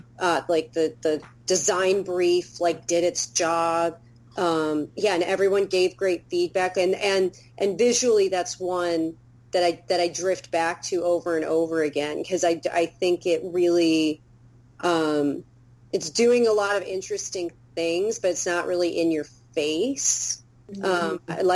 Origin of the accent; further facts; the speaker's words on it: Albuquerque, New Mexico, United States; I'm from Albuquerque, New Mexico.